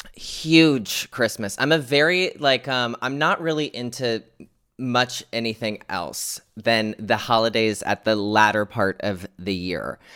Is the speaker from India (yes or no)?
no; United States; here in America, my home country